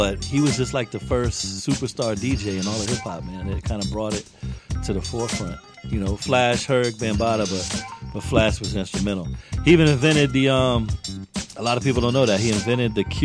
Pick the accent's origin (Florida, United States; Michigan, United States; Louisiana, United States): Florida, United States; Tampa; I grew up here in Tampa and I was influenced by the music